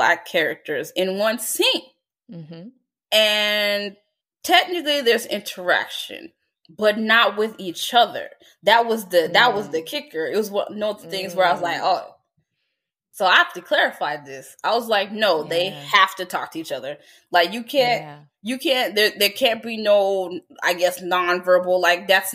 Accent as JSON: {"language": "English", "country": "United States", "said": "being an American"}